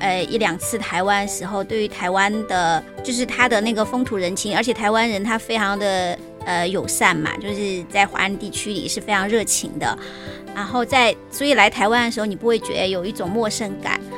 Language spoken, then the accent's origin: Chinese; Sichuan, China; now in Taiwan; 我是从小在都市里长大的小孩。